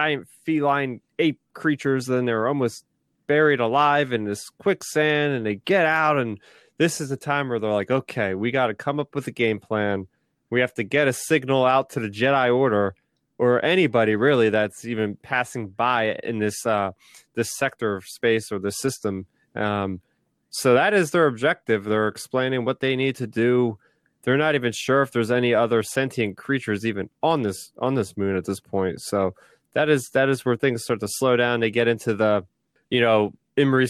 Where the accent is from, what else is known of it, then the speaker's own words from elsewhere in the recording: New Jersey, United States; I'm from New Jersey here